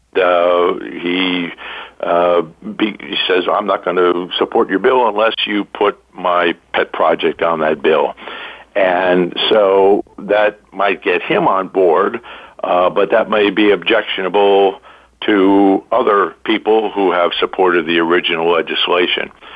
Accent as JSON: {"language": "English", "region": "New York", "country": "United States", "said": "I'm originally from New York"}